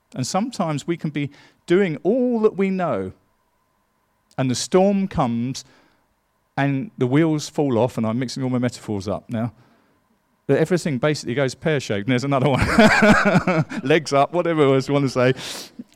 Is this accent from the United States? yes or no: no; England, United Kingdom; I'm an Englishman